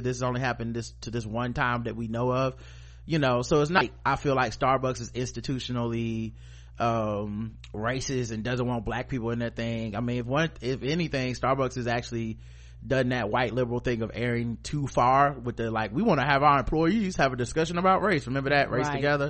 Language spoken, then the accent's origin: English; United States; Cause, you know, I'm an American citizen.